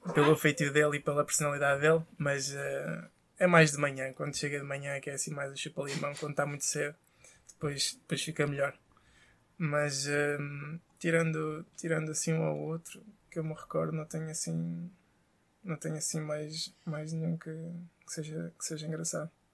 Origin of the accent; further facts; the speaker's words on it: Casa Branca, Alentejo, Portugal; also born or lived in Elvas; Sou natural da Casa Branca. Nasci foi em Elvas, hum. mas sou natural da Casa Branca.